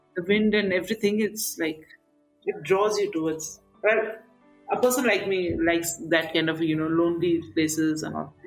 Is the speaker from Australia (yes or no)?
no; Darjeeling, West Bengal, India; moved away; growing up in Darjeeling